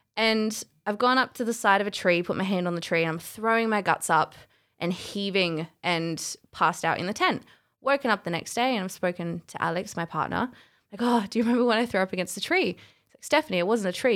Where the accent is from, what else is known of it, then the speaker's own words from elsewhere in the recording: Adelaide, South Australia, Australia; also born or lived in Canada; I'm from Adelaide.